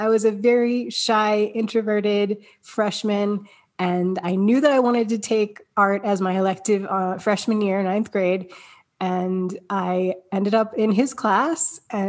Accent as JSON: {"language": "English", "town": "Kennett Square", "region": "Pennsylvania", "country": "United States", "tie": "born or raised there", "also_born_or_lived": "Michigan / Delaware / Texas", "said": "I was born in Michigan, but then we moved to Delaware, we moved to Texas, we moved to Pennsylvania. So it was hopping around, but ultimately that was a good thing. It taught me to be adaptable quite early on in life. But I mostly grew up in Kennett Square, Pennsylvania"}